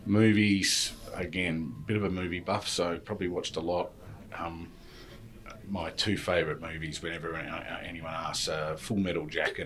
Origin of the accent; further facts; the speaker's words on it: Tasmania, Australia; moved away as an adult; also born or lived in London, United Kingdom / Cheshire, United Kingdom / Sunderland, United Kingdom; I'd say I'm Tasmanian. So spent my life growing up in Tassie, but I was actually born out of circumstance in London. But at a very, very young age, moved to Tassie and grew up there.